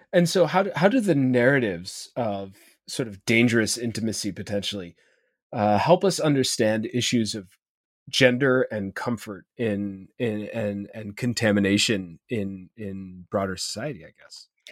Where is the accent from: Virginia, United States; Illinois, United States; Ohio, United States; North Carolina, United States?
Ohio, United States; as an Ohio in myself